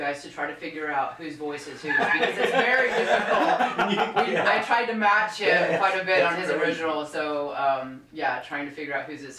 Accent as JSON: {"language": "English", "town": "Eufaula", "region": "Oklahoma", "country": "United States", "tie": "born or raised there", "also_born_or_lived": "Fort Worth, Texas / Kansas / Arkansas", "said": "I consider Eufaula my hometown. That's where we spend a lot of our time at the farm. We have land down there by the lake. I left Eufaula after high school as a teen"}